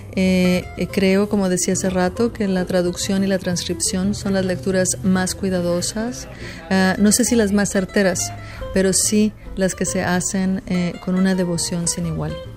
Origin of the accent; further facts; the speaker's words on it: Mexico; now in Houston, United States; soy escritora mexicana que vive en Estados Unidos